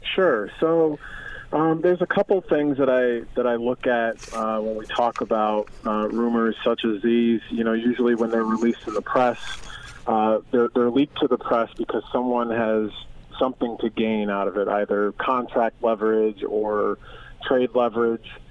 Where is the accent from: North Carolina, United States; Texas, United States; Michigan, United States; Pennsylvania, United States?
Pennsylvania, United States; Philadelphia; I grew up in Philadelphia